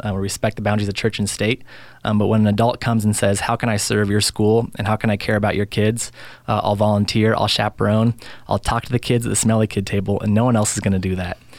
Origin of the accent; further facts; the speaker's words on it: Spokane, Washington, United States; I grew up mostly in Spokane